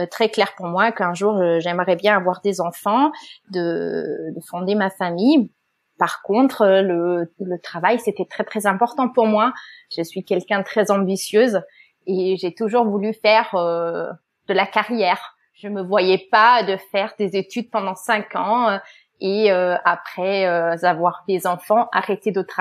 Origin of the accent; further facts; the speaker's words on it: Germany; French is a second language; euh, Je suis allemande, on l'entend peut-être un petit peu. J'ai fait des études binationales en Allemagne et en France